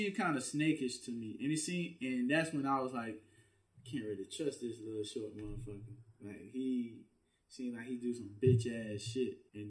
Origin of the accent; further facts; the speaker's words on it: Louisiana, United States; it's people that I grew up with in Louisiana, bro